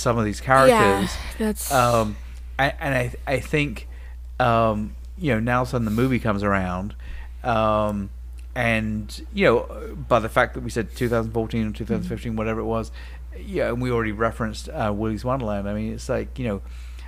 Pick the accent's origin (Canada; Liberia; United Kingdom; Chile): United Kingdom; England; moved away; I grew up in England watching Banana Spritz on Saturday morning TV